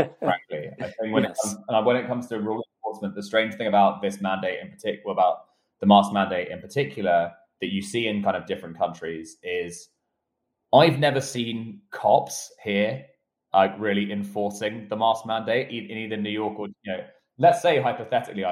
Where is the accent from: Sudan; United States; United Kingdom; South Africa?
United Kingdom; moved away; my home country of the United Kingdom